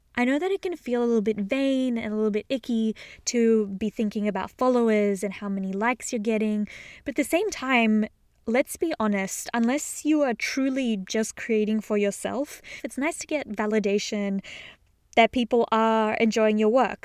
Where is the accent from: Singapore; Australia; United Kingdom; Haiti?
Australia; moved away as an adult; also born or lived in Sydney, Australia; now in Boston, United States; I am originally from Australia, which you may or may not have gathered from my accent.